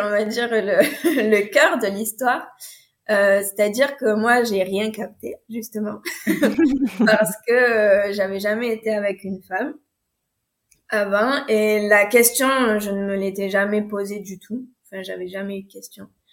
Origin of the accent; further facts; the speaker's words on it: France; je suis française